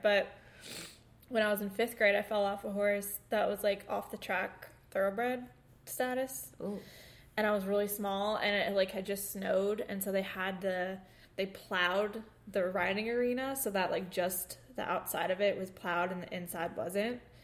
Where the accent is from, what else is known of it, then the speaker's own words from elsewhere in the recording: New York, United States; in our house that we grew up in in New York